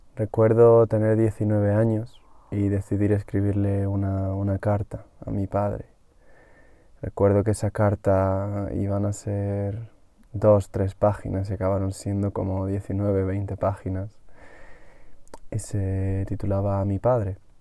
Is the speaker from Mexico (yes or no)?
no; Madrid, Community of Madrid, Spain; yo tuve la suerte de venir a mi pueblo al menos dos veces al año hasta que fui adolescente y eso me dio mucho contacto con la naturaleza, me dio mucho contacto con los animales, me permitió ver los dos mundos, el mundo de la capital en Madrid